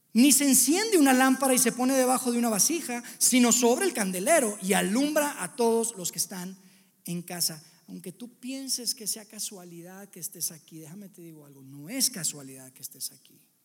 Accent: Monterrey, Nuevo León, Mexico; moved away as an adult; now in Mexico City, Mexico; nosotros somos de Monterrey, yo y mi familia, y nos vinimos para acá

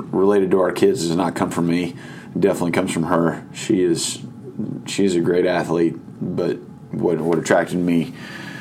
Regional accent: Irving, Texas, United States; I grew up in Irving, Texas, and went to Irving MacArthur High School

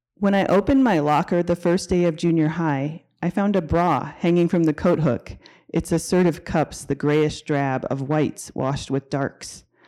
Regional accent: Denver, Colorado, United States; I grew up in Denver during the era of court-ordered busing for racial integration

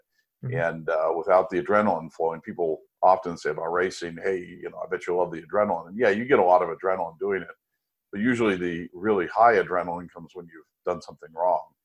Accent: United States; also born or lived in France

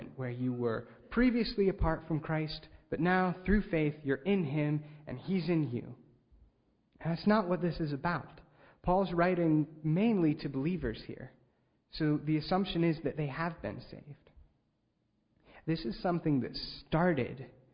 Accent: Ligonier, Pennsylvania, United States; I grew up in Ligonier, Pennsylvania

